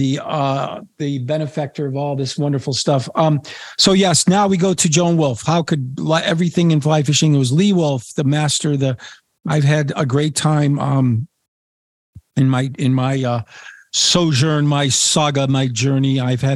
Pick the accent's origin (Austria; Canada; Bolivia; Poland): Poland; also born or lived in Washington, D.C., United States; I was from Washington, D.C. at the time, and talked about Atlantic salmon and my trips when I was a little boy. And I caught my first Atlantic salmon when I was 9, living in Poland on our farm off the Baltic Sea.